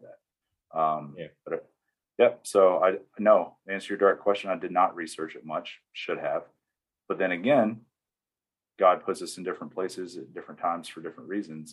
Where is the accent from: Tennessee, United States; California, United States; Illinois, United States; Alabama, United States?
Tennessee, United States; East; moved away as an adult; now in Arizona, United States; I'm from East Tennessee, deep South. i was born and raised there